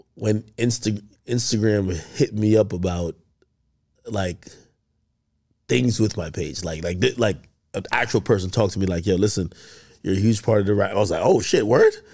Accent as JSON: {"language": "English", "country": "Jamaica", "tie": "born or raised there", "moved": "yes", "said": "I grew up in Jamaica"}